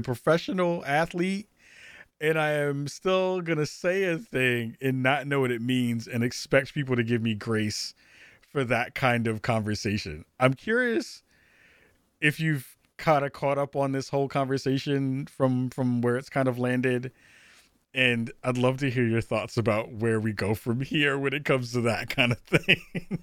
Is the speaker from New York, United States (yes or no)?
yes; New York City, New York, United States; I'm a regular dude from the, from the Bronx